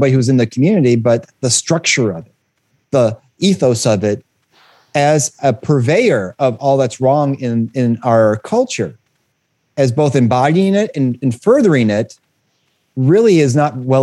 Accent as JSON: {"language": "English", "town": "Detroit", "region": "Michigan", "country": "United States", "tie": "born or raised there", "said": "I come from Detroit and, you know, it's one of the most segregated cities in the United States. And growing up in Detroit"}